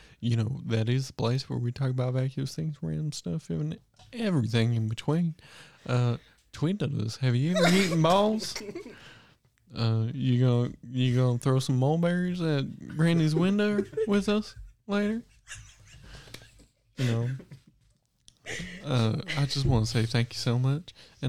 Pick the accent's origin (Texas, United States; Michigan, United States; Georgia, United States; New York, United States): Texas, United States; I'm from Tejas around these parts, brother.